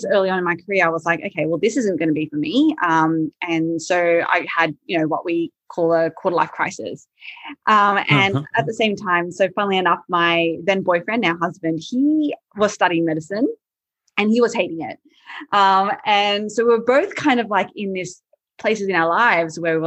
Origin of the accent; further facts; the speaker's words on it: Sydney, New South Wales, Australia; also born or lived in Malaysia; I grew up in Sydney